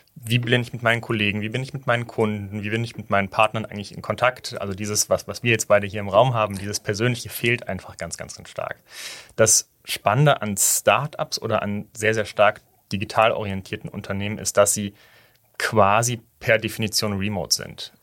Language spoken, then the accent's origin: German; Hamburg, Germany; moved away as an adult; also born or lived in Weimar; now in Berlin, Germany; ich bin in Hamburg groß geworden